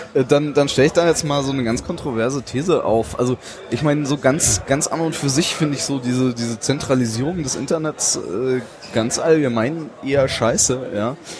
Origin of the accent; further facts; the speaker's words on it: Southern Germany, Germany; ich komme ja äh, aus, aus Süddeutschland